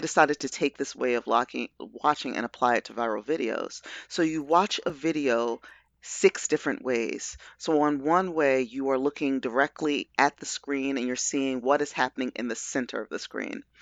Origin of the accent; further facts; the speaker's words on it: Baltimore, Maryland, United States; I'm a Baltimore nati-, native